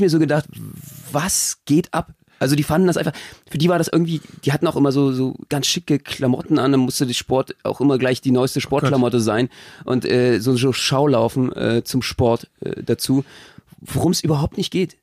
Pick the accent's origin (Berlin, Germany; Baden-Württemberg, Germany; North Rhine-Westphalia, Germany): Berlin, Germany; ich komme ja selber aus Marzahn